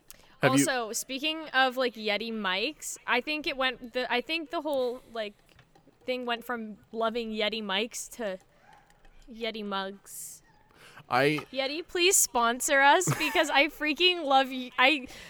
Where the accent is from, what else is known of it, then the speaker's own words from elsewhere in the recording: Canada; I'm Canadian